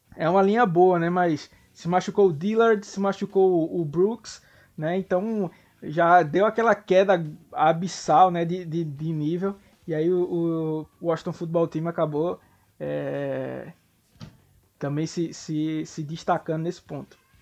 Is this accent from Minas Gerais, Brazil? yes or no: no; São Paulo, Brazil; accent: Zona Leste de São Paulo; also born or lived in Recife; esse meu sotaque aí da Zona Leste de São Paulo